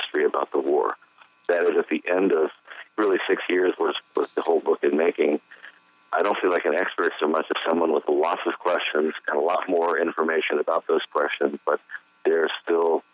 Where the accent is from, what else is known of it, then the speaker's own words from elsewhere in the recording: Delaware, United States; now in North Carolina, United States; I was raised in Delaware.